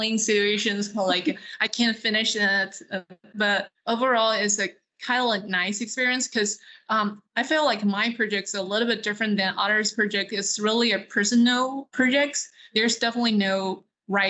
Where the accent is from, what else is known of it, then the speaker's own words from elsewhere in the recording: China; now in Dallas, United States; I grew up in China, so I know how to speak Mandarin